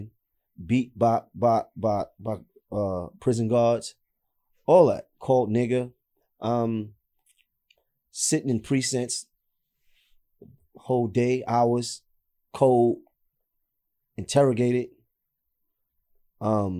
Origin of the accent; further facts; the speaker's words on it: New York City, New York, United States; I'm from Nostrand. I grew up on Clifton between Nostrand and Marcy